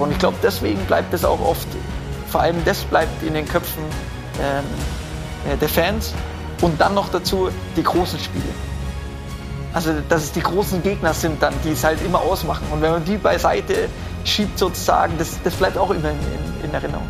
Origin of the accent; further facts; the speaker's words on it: Munich, Bavaria, Germany; Ich bin gebürtiger Mündner